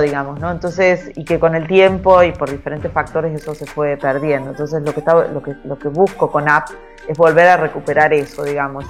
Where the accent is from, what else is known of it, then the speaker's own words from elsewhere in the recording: Argentina; un país que tiene muy poca estabilidad como el nuestro